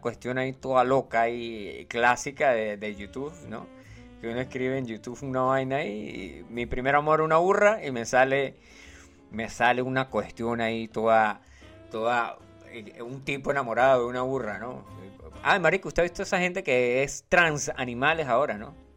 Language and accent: Spanish; Colombia; yo soy colombiano